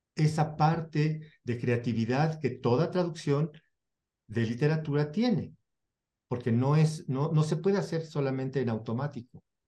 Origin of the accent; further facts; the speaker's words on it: Mexico; Yo traduzco como mexicano